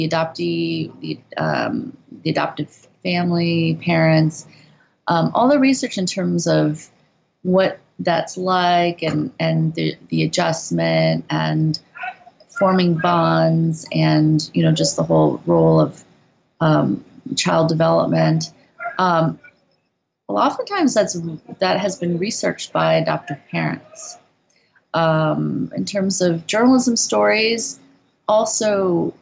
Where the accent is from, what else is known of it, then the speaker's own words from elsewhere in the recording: Midwest, United States; moved away as an adult; also born or lived in Korea; now in South Korea; we're both from the Midwest